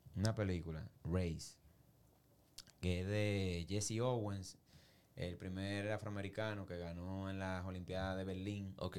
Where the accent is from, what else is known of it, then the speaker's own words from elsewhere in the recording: Santo Domingo, Distrito Nacional, Dominican Republic; yo me crié en Villa Consuelo y Villa Juana y muchos lugares